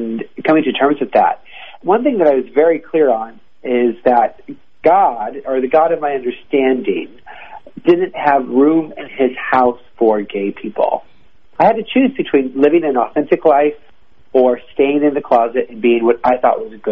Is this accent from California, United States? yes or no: no; Seattle, Washington, United States; now in Los Angeles, United States; I grew up in Seattle, Washington, which is almost as north as you can get